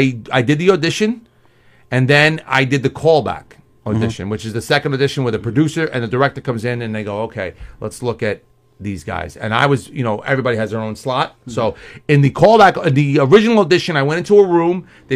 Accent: New York City, New York, United States; where are you from? And I'm like, Queens.

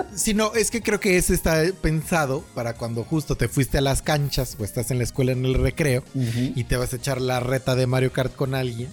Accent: Mexico; como muy mexicano

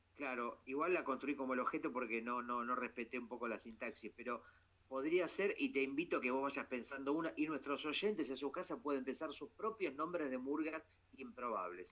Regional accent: Argentina

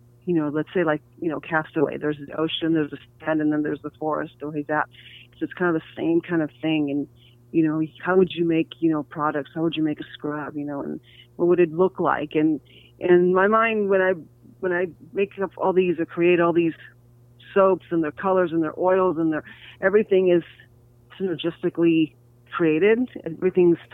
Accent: New York, United States; I grew up in New York

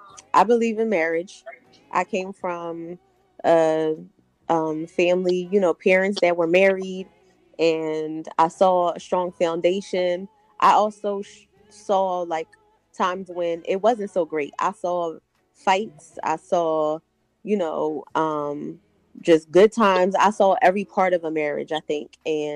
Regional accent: Philadelphia, Pennsylvania, United States; now in Delaware County, United States; I am from Philly originally, but I traded on Philly. I live in Delco now.

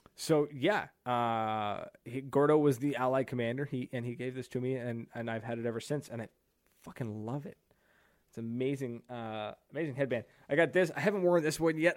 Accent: New Brunswick, Canada; I am from New Brunswick, Canada. I am East Coast Canada, boy.

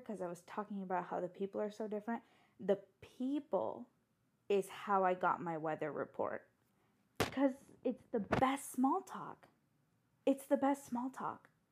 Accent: San Diego, California, United States; moved away as an adult; also born or lived in Tokyo, Japan; now in Baltimore, United States; I was born and raised in San Diego

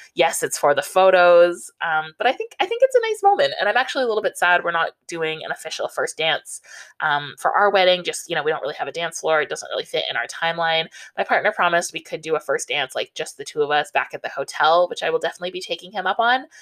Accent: Southern Ontario, Canada; I grew up in Southern Ontario

